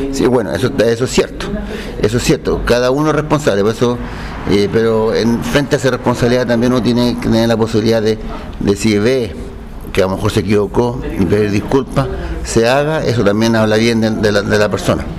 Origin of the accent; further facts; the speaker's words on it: Linares, Maule, Chile; yo soy nacido y criado en Linares, me quiero quedar en Linares